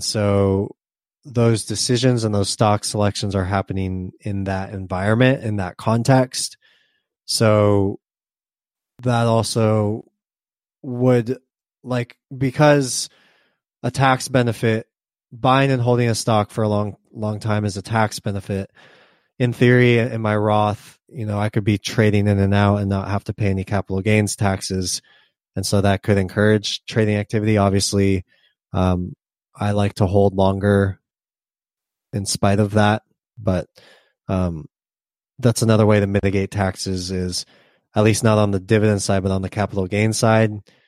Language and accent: English; Australia; I'm from Australia, so I assumed our small, mid, and large cap stocks would be of different value to America.